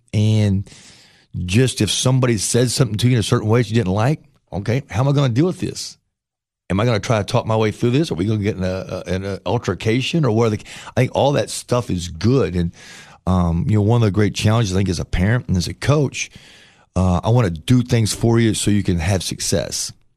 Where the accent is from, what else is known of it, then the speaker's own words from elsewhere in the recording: Paintsville, Kentucky, United States; moved away; also born or lived in Chillicothe, Ohio / Ashland, Kentucky; I'm from Kentucky. I grew up in Kentucky